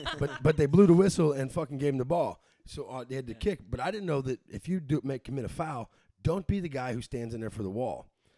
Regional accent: St. Louis, Missouri, United States; I didn't leave Crown Delette

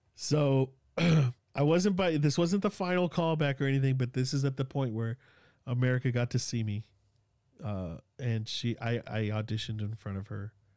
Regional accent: Sacramento, California, United States; accent: South Sac; I'm from Sacramento. I'm from South Sac, like, I didn't barely graduate high school

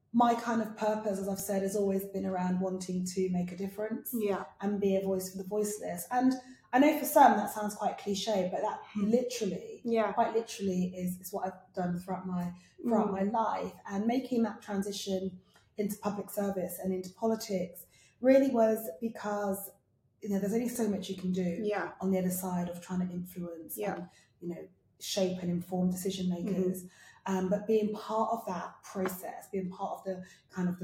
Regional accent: Bristol, South West England, United Kingdom; moved away; also born or lived in London; I'm originally from Bristol, which is in the southwest, and I grew up in quite a large family

